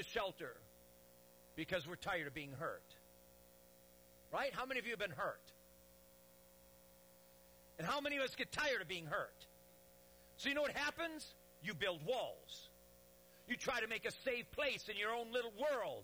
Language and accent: English; Detroit, Michigan, United States; I'm from Detroit. And I pastored 12 years in a city, Detroit